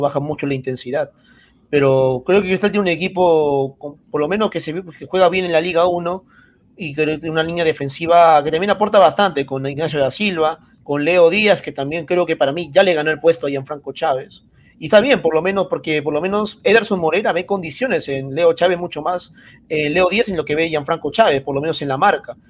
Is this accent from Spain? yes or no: no; Peru; soy peruano